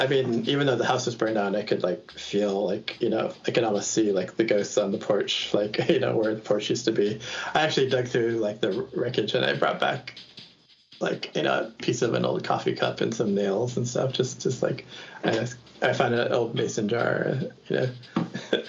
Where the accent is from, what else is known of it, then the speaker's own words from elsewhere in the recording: Boston, Massachusetts, United States; now in Portland, United States; So I'm from Boston originally. I live in Portland, Oregon now